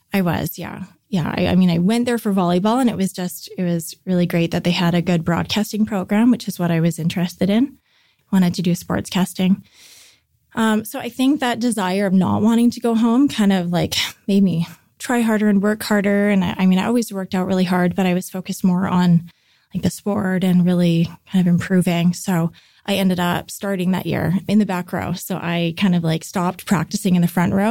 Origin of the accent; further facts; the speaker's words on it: North Vancouver, British Columbia, Canada; grew up in North Vancouver